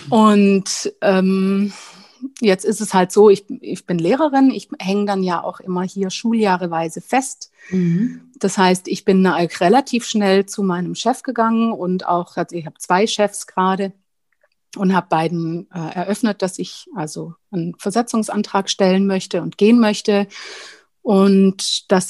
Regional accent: Baden-Württemberg, Germany; ich habe am Bodensee gewohnt, also ich bin quasi in der Nähe des Bodensees groß geworden und habe in Konstanz studiert.

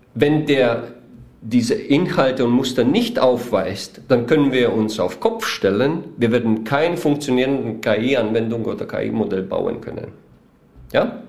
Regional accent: Weiden in der Oberpfalz, Bavaria, Germany; vielleicht die, die uns hören, wissen nicht, wo wir her sind. Wir sind aus Weiden in der Oberpfalz

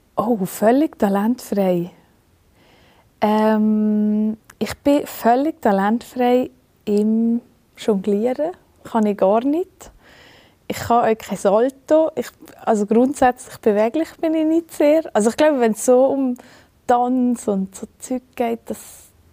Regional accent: Valais, Switzerland; im Wallis. Mhm. Das ist mhm. einfach meine Heimat und das ist einfach wahnsinnig schön, seien wir ehrlich. Ähm, da habe ich einfach Glück, dass ich hier geboren bin

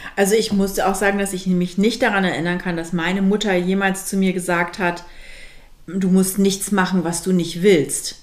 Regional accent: Germany; also born or lived in Milan, Italy; als Deutsche im, in Mailand

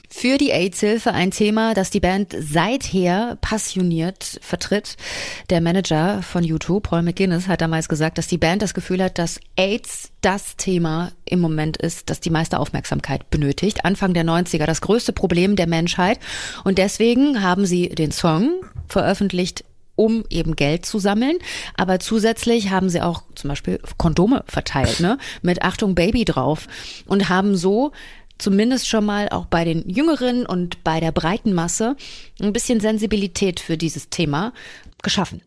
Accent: Germany; Bei uns in Deutschland

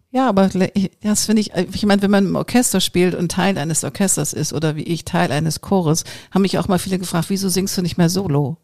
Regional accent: Hamburg, Germany; ich bin ja auch Hamburgerin

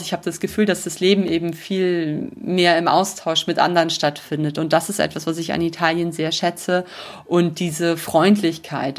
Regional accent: Germany; moved away as an adult; now in Rome, Italy; bei uns in Deutschland

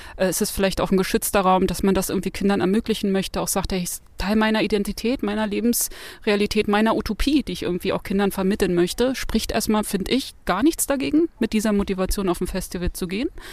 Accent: Berlin, Germany; ich bin in Berlin geboren

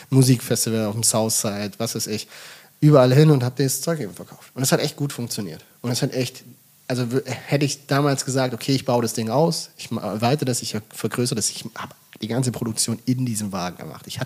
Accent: Swabia, Germany; ich komme aus dem Schwabenland.

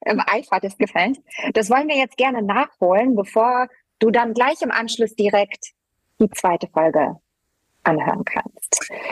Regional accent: Germany; also born or lived in Poland; Geboren bin ich in Polen und lebe aber seit meinem vierten Lebensjahr in Deutschland.

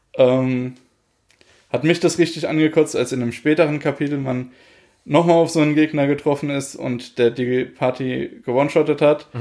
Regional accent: Germany; bei uns in Deutschland

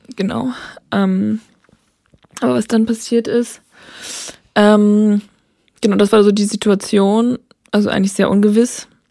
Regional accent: Hamburg, Germany; moved away; Ich komme eigentlich aus Hamburg

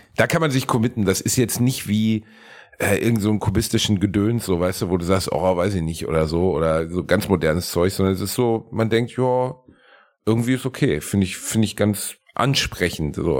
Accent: Gelsenkirchen, North Rhine-Westphalia, Germany; moved away; also born or lived in Cologne; mein Heimatort Gelsenkirchen-Rotthausen

